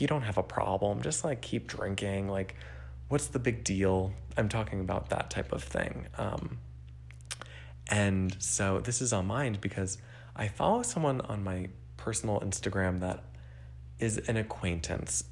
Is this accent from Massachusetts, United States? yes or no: no; New Jersey, United States; I grew up in New Jersey